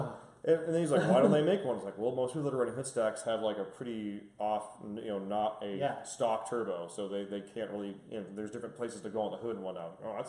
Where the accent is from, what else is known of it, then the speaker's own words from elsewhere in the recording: California, United States; moved away; I'm originally from California